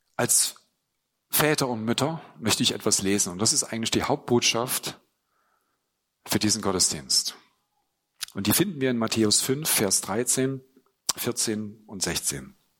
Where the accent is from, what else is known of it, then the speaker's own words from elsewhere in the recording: Germany; ich bin in der DDR eben groß geworden